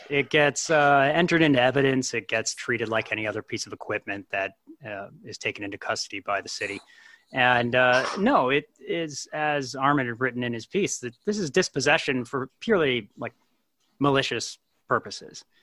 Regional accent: Salem, Oregon, United States; I'm from Salem uh, originally

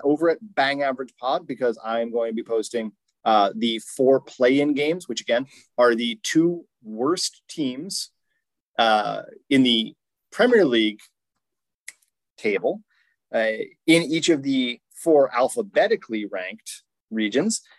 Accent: England, United Kingdom; accent: English; English indignation, uh, such that we uh, all rose up, we being uh, what is clearly uh, a cohort uh, in which I am a part, given my accent

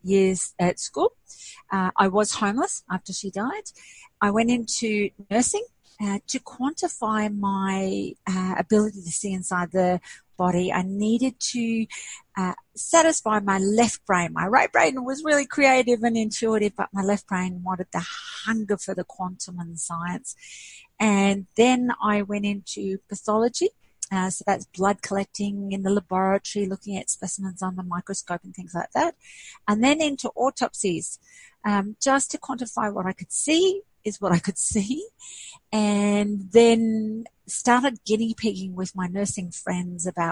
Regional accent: Kuwait; moved away; I'm actually Greek Arabic and I was born in Kuwait

